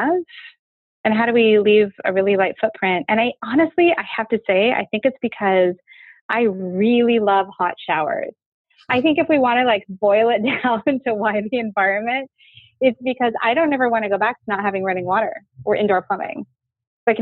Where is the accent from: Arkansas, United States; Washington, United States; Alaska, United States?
Alaska, United States; Fairbanks; I grew up in Fairbanks, Alaska. My mom went up to Alaska when I was tiny to work on the pipeline